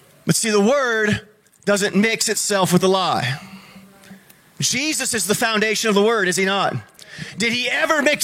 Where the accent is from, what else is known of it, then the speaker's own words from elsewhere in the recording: United States; we're more American than we are Christian